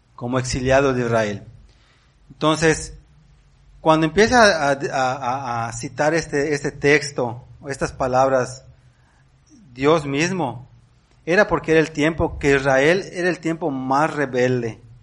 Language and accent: Spanish; Mexico; somos mexicanos